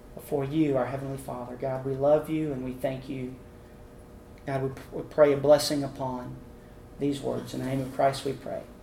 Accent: Abilene, Texas, United States; now in Houston, United States; I was born and raised in Abilene

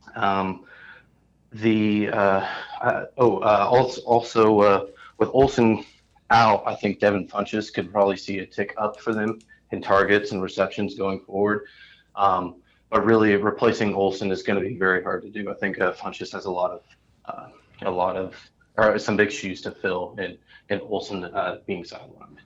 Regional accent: Indianapolis, Indiana, United States; I'm from Indianapolis

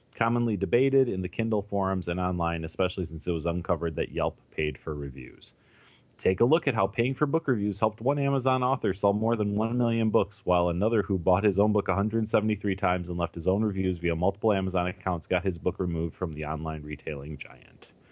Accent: Chicago, Illinois, United States; I, I grew up in Chicago

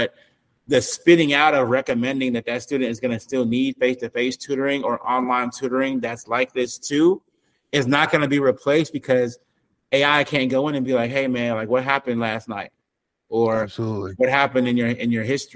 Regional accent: West Coast, United States; I'm not from the South, you know what I'm saying? I'm from the West Coast

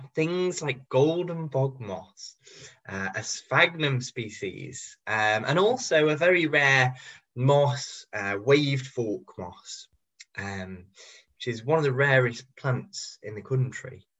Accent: Cheshire, North West England, United Kingdom; I grew up in Cheshire

